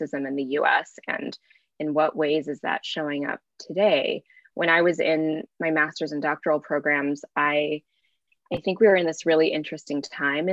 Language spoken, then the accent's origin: English; Bay Area, California, United States; growing up in the Bay Area. I grew up in a time here